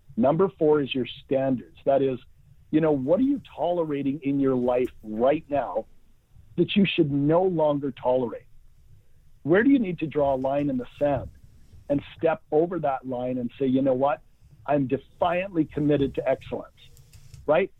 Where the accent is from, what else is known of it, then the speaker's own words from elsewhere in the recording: Vancouver, British Columbia, Canada; I'm from Vancouver, British Columbia, Canada, grew up, went to university